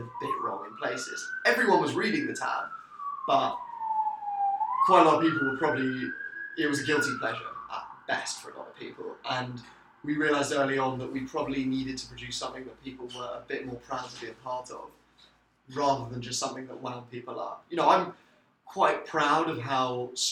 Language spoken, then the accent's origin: English; London, United Kingdom; I'm from London